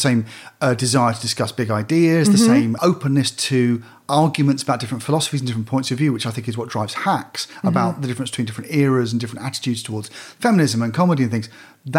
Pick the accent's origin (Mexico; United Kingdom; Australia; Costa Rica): United Kingdom; as a British person.